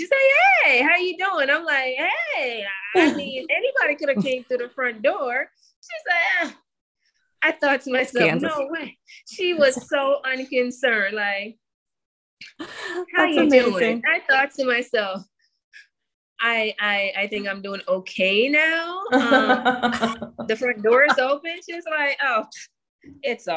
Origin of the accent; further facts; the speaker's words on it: Jamaica; I am a farm girl. I grew up in Jamaica